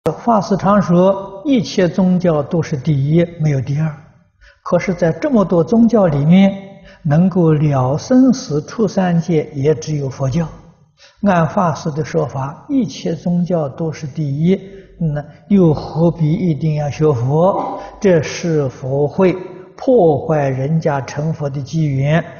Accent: China; 我们中国人讲的不要无常。

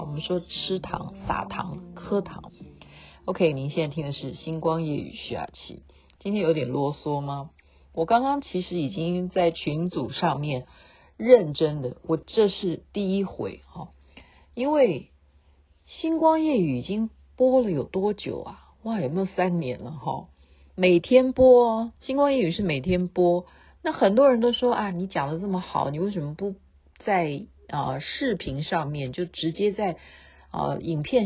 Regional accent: Taoyuan, Taiwan; 我是台湾的， 台湾桃园的

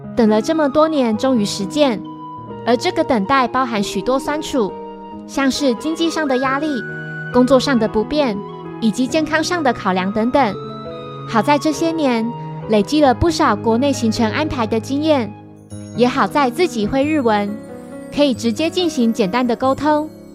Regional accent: northern Taiwan, Taiwan; 我是北部人

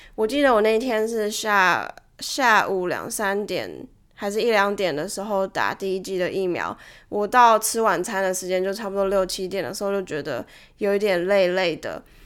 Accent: Taiwan; moved away; 以前在台湾的时候啦

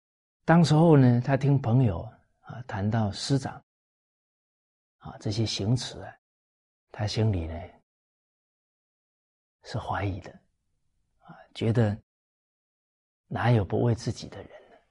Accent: China; 我们中国人啊称夫子为至圣先师。

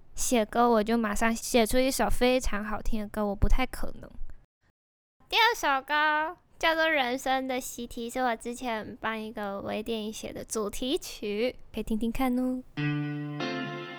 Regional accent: Tainan, Taiwan; moved away; 我是台南人

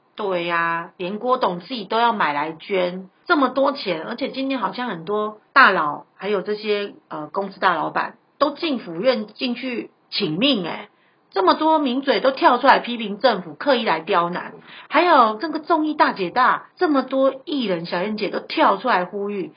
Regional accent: Taiwan; 感谢我们台湾人民给他一百万美金的金元收入

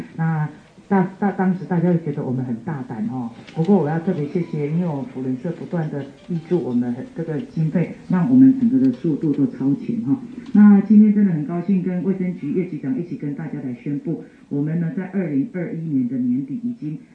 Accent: Lukang, Changhua County, Taiwan; 我的故乡哈，鹿港东区福伦社也是我们自己的社哈

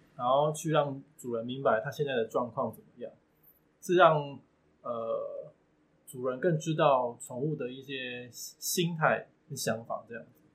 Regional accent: Tainan, Taiwan; 我是来自台南的宠物王子。目前我服务的项目有宠物疗愈以及宠物易经沟通咨询

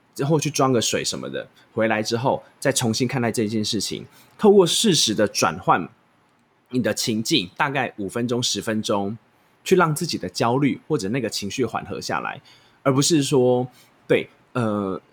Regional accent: Taichung, Taiwan; 我是台中人

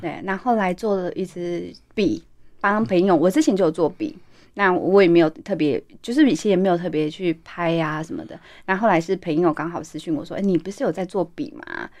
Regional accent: Taiwan; 我们台湾人

